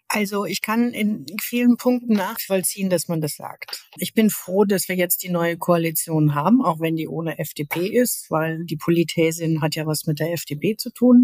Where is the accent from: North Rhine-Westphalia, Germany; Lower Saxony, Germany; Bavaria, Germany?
North Rhine-Westphalia, Germany; Linnich; also born or lived in Jülich / Aachen; now in Berlin, Germany; Aufgewachsen bin ich in Linnig